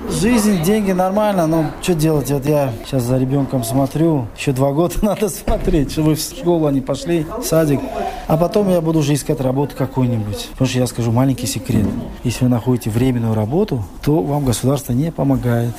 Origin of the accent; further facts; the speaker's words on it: Chkalovsk, Sughd, Tajikistan; moved away as an adult; now in Leeds, United Kingdom; я из Чкаловской. Это в Таджикистане, более севернее.